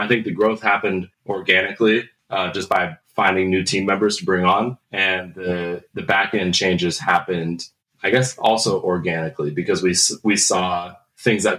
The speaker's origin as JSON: {"language": "English", "town": "Lynnwood", "region": "Washington", "country": "United States", "said": "I am from the Seattle, Washington area, more specifically up in the North End, up in like the Lynnwood, Mukilteo area."}